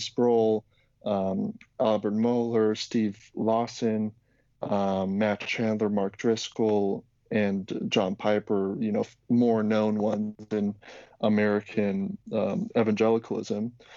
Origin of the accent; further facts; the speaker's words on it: Slovakia; I'm from originally from Slovakia